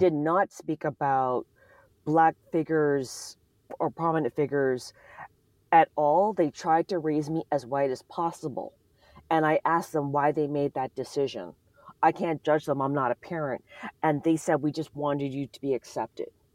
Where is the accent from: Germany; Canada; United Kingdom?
Canada; now in United States; I'm not American, I'm from Canada